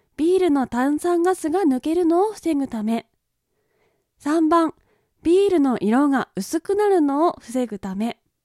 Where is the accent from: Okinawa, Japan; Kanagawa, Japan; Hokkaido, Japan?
Kanagawa, Japan; 私の地元神奈川県の地